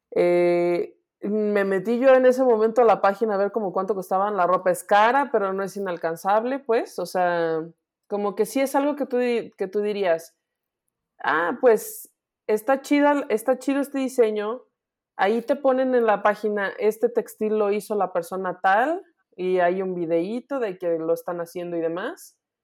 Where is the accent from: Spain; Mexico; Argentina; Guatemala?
Mexico; soy mexicana